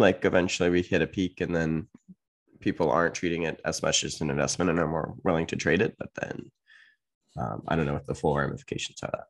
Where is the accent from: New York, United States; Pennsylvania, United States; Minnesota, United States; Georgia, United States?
New York, United States; upstate; USA, upstate New York. Actually, not too far from Canada